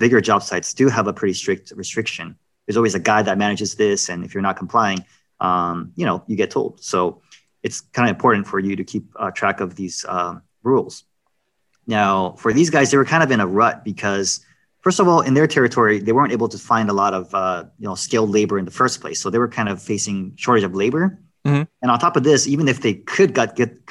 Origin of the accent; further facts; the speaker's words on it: New York, United States; I'm from New York